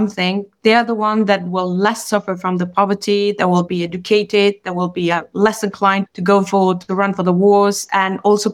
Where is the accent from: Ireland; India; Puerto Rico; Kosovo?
Kosovo; moved away as an adult; now in Geneva, Switzerland; I'm from Kosovo and I've been myself a refugee. So I landed in Switzerland in 92. I was in the class, I was 18 years old